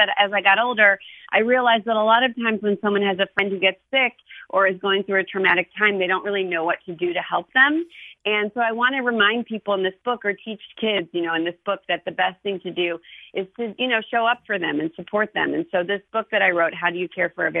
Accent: Ohio, United States; I'm from Ohio

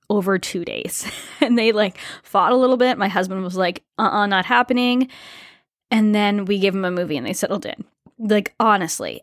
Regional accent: Rhode Island, United States; moved away; also born or lived in Toronto, Canada; my home state, Rhode Island

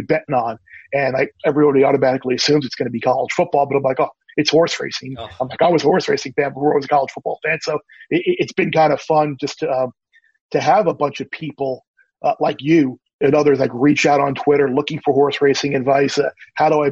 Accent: Long Island, New York, United States; moved away as an adult; also born or lived in Miami; Growing up on Long Island

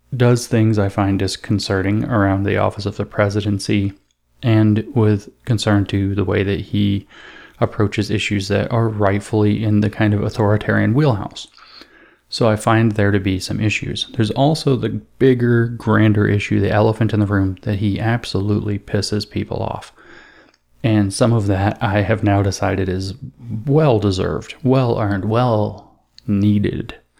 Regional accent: East Coast, United States; I'm from the East Coast. Well, Eastern time anyway

